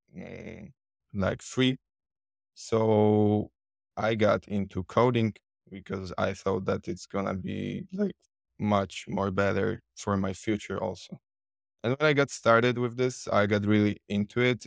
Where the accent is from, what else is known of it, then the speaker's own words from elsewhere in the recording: Poland; English is a second language; I'm from Poland